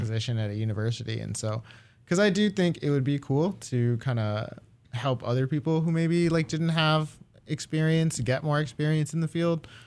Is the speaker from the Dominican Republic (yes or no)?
no; Japan; moved away; I grew up in Japan mostly, uh, as a kid